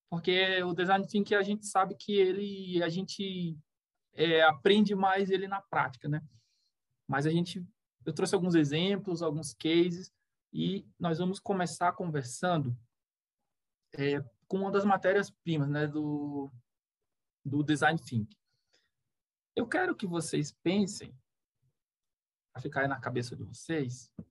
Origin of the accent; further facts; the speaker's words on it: Recife, Pernambuco, Brazil; born there; now in Itá, Brazil; eu nasci em Recife, né? E eu o meu pai era barrageiro, depois o meu padrasto também, e a gente veio seguindo o país, assim, né? A gente é, veio parar aqui em Santa Catarina, mais especificamente em Itá